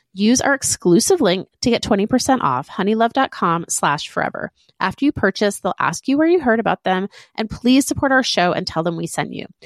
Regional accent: Boston, Massachusetts, United States; we are also from Boston

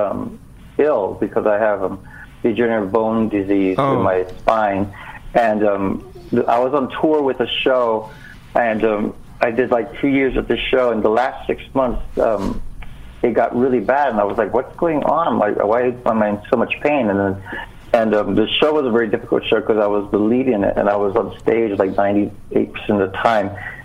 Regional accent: Hawaii, United States; moved away as an adult; also born or lived in New York City; I'm native Hawaiian

